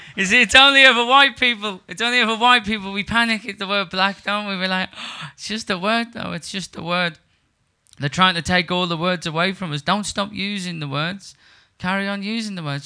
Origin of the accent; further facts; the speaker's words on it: Liverpool, North West England, United Kingdom; also born or lived in Surbiton, London; now in London, United Kingdom; I'm from Liverpool. Um, I live in London.